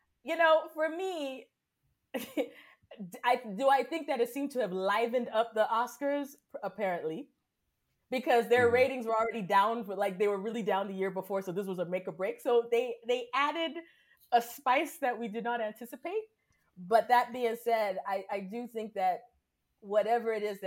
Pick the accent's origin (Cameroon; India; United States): Cameroon; I grew up in Cameroon